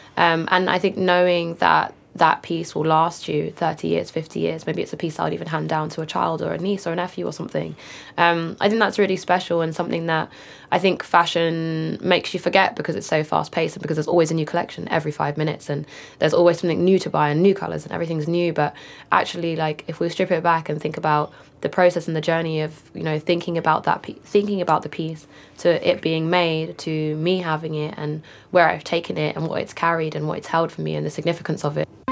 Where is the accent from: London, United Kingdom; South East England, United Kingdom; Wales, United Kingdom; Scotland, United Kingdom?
London, United Kingdom; I grew up in Walthamstow in northeast London